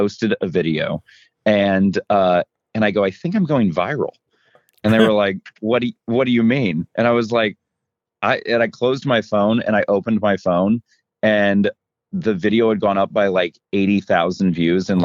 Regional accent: Missouri, United States; moved away as an adult; also born or lived in Grand Rapids, Michigan / Los Angeles; I'm from Missouri

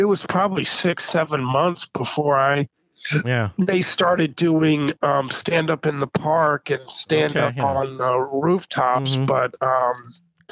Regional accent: Kansas, United States; I grew up in Kansas, so I was in Kansas during my childhood

